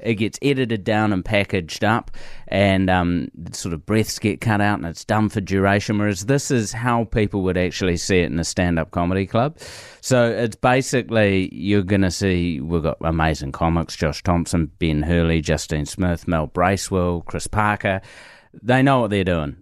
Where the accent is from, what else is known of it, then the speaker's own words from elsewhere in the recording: New Zealand; I'm just a Kiwi